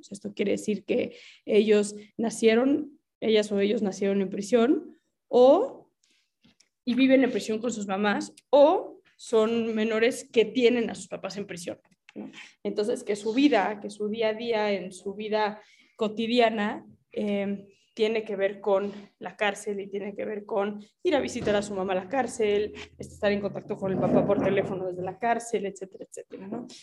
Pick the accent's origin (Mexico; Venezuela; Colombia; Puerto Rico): Mexico; soy mexicana